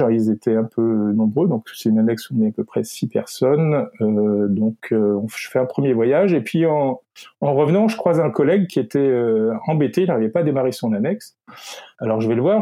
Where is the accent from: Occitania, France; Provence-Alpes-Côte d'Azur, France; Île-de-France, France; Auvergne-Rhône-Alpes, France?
Auvergne-Rhône-Alpes, France; Lyon; moved away; also born or lived in Paris / Nantes; je suis né à Lyon